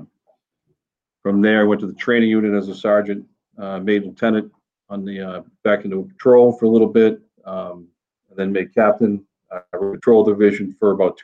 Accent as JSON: {"language": "English", "area": "North Shore", "region": "Massachusetts", "country": "United States", "tie": "born or raised there", "moved": "as an adult", "lives_now": "Manchester, United States", "said": "I grew up on the North Shore"}